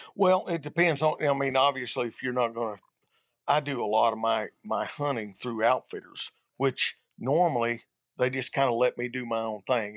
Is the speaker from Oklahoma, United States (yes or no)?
no; Arkansas, United States; born or raised there